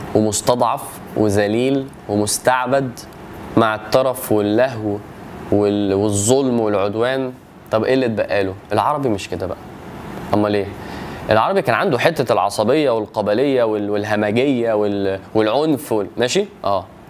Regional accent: Egypt; وانا مصري

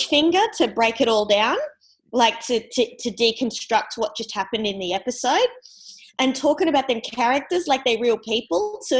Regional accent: Northern Territory, Australia; I'm a proud Larrakia and Tiwi woman from the Northern Territory.

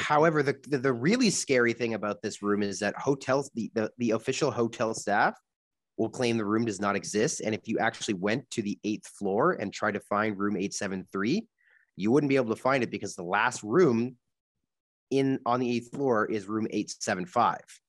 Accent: Canada; we're from Canada

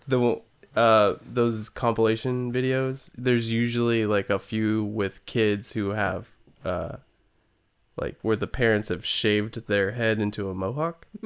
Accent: California, United States; also born or lived in Yolo County, California; I grew up in California.

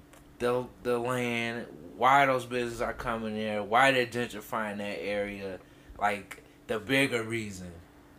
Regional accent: Freeport, Illinois, United States; now in Chicago, United States; I'm from Freeport

